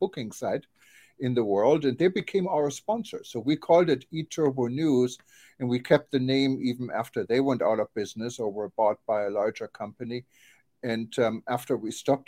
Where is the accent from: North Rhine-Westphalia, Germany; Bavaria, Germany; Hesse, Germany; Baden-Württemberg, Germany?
North Rhine-Westphalia, Germany; Düsseldorf; moved away as an adult; now in United States; my hometown, Düsseldorf